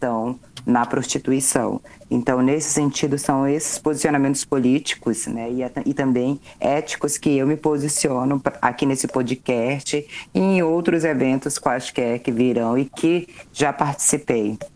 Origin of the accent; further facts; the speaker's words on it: North Region, Brazil; sou historiadora, sou da Amazônia, sou nortista, sou ribeirinha, sou beradeira.